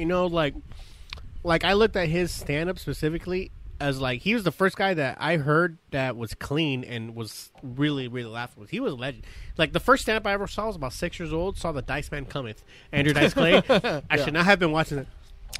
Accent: Palestine; I grew up in Palestine. Yeah, Palestine.

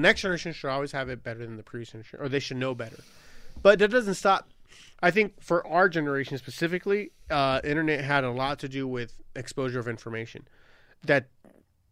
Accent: Long Beach, California, United States; a 13-year-old kid growing up in Long Beach

